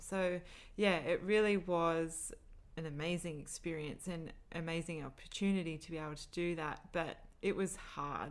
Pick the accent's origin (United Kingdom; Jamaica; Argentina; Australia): Australia; we're from Australia